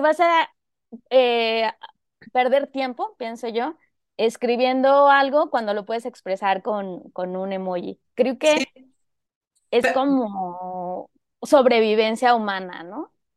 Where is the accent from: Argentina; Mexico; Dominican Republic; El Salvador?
Mexico; Zihuatanejo, Guerrero; also born or lived in Mexico City; now in Guadalajara, Mexico; yo en realidad soy de Cihuatanejo Guerrero, que Cihuatanejo es un pueblo costero de, Guerrero y allí pasé parte de mi infancia